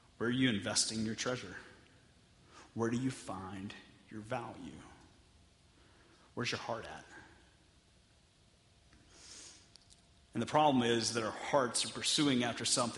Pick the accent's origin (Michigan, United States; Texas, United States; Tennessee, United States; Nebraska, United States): Texas, United States; I'm from Texas